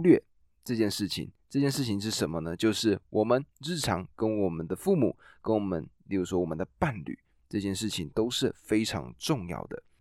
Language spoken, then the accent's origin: Chinese; Taiwan; 我们台湾人